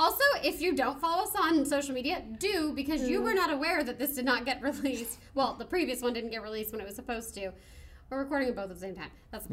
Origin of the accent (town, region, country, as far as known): United States